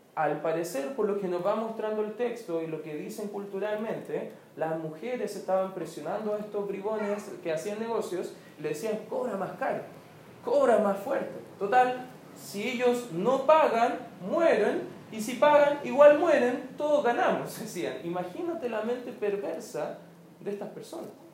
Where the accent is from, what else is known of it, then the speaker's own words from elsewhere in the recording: Chile; como se dice en buen chileno